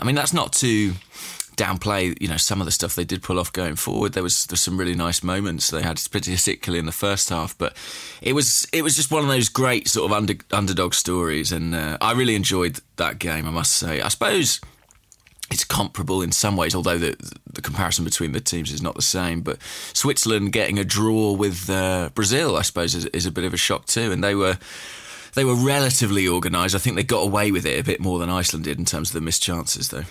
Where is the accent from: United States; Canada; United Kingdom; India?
United Kingdom; England; as an Englishman